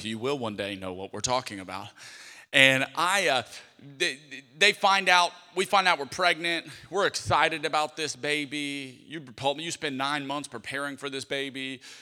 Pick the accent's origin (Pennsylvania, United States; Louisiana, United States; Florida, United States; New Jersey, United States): Louisiana, United States; Lafayette; I'm from Lafayette, Louisiana, I'm a Cajun